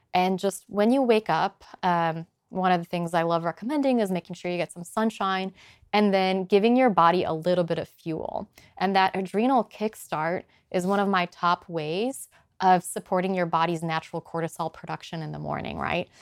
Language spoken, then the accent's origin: English; Poland; moved away; also born or lived in Boulder, Colorado / Chicago; I'm from Poland originally